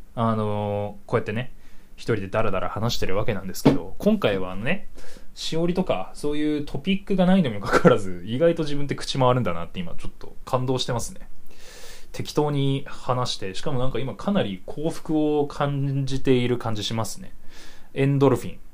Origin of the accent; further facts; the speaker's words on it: Hokkaido, Japan; moved away as an adult; now in Tokyo, Japan; 僕北海道出身で